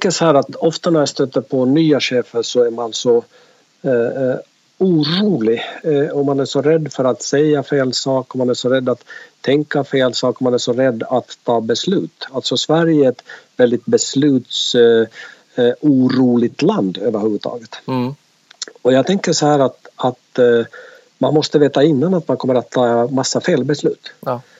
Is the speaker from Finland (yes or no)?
yes; Finland; now in Jönköping, Sweden; Absolut, det går inte att dölja eh, på en podd i alla fall.